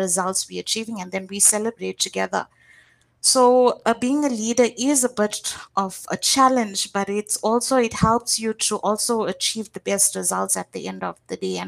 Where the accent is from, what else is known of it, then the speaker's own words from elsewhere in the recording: Durban, KwaZulu-Natal, South Africa; moved away as an adult; now in Johannesburg, South Africa; I'm actually from a state called KwaZulu-Natal. And it's a small town there, a suburb, which is Durban.